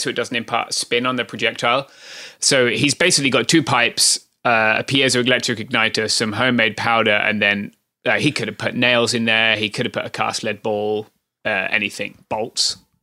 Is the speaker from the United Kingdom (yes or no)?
yes; United Kingdom; accent: British; now in Southern California, United States